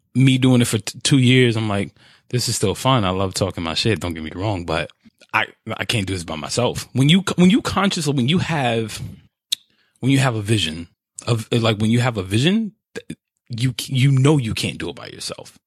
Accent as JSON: {"language": "English", "region": "New York", "country": "United States", "said": "my New York attitude"}